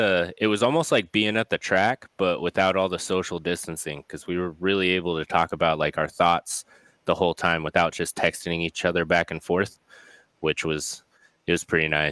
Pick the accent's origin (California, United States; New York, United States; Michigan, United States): California, United States; I came from Southern California where hot sauce is on everything.